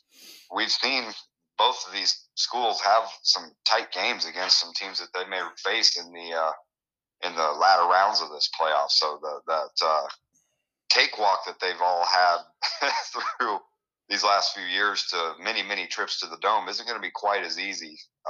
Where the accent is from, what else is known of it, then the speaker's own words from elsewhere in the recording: Illinois, United States; now in Iowa, United States; growing up in Illinois